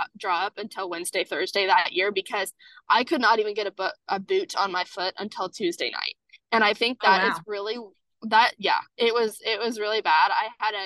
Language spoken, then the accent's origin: English; Kansas, United States; I am from Kansas